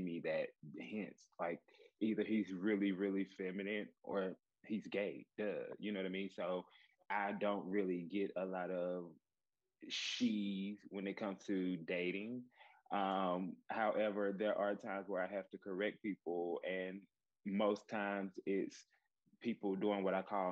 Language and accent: English; the South, United States; I grew up in the South, you know, and we have this thing, Southern hospitality, where we speak to everybody